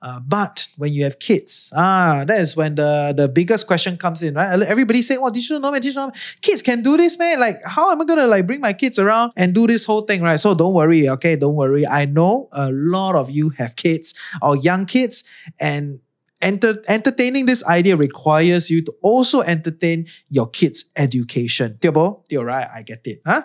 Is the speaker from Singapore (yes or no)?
yes; Singapore; moved away as an adult; now in Malaysia; I'm from Singapore and I'm Chinese